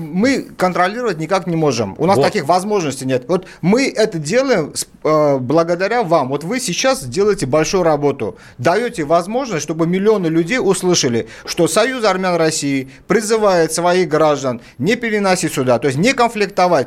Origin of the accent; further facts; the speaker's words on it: Baku, Azerbaijan; now in Russia; Я вот сам родом из Баку, армянин